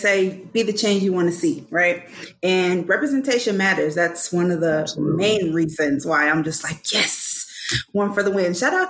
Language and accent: English; Sarasota, Florida, United States; So I'm actually from Sarasota, right?